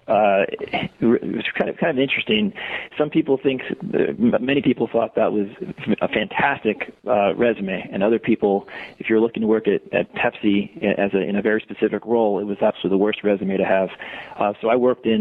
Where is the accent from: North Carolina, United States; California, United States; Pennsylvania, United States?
Pennsylvania, United States; Pottsville; moved away; I grew up in Pottsville